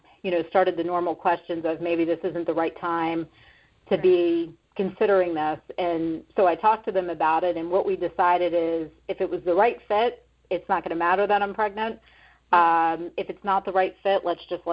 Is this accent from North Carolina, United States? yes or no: no; Florida, United States; also born or lived in Boston; now in Arizona, United States; I'm from Florida